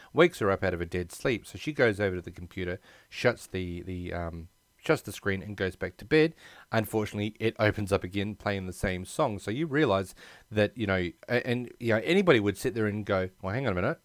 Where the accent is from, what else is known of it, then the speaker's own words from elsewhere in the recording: Australia; also born or lived in United States; I've been born and bred in Australia